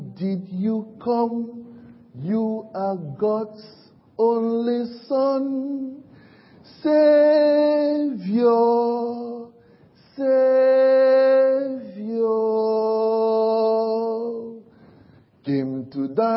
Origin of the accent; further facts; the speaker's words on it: Cameroon; now in United Kingdom; I'm from Cameroon, and Cameroon is one of the African countries.